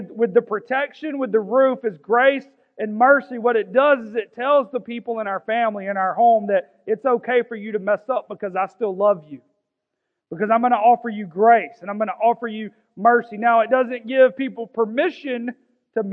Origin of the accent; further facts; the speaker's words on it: Augusta, Georgia, United States; I'm from South Augusta. There ain't much royalty from South Augusta